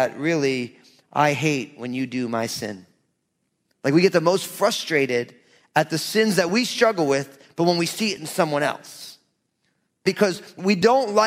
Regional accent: New Jersey, United States; I'm from Jersey.

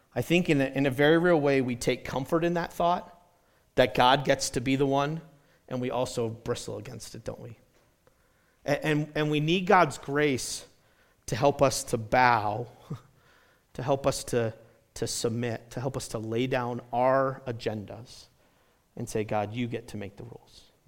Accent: New Hampshire, United States; moved away as an adult; also born or lived in South Carolina / Indiana / Colorado; I grew up in New Hampshire and I've lived in South Carolina.

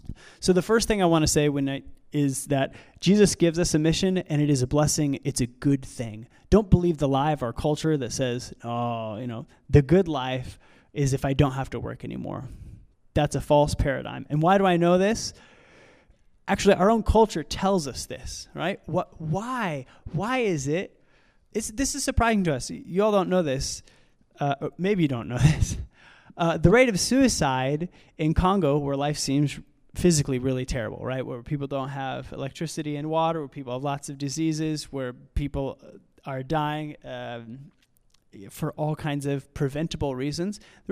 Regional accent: United States; I understand that context or that mindset, because I grew up in the United States

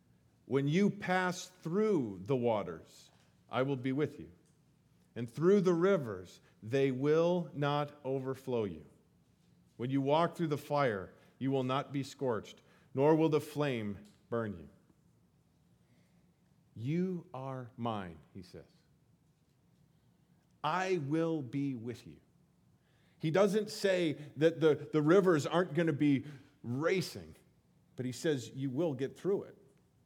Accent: Colorado, United States; I grew up in Colorado, and seeing the Rocky Mountains became something that I never, every day, no big deal. I miss them now.

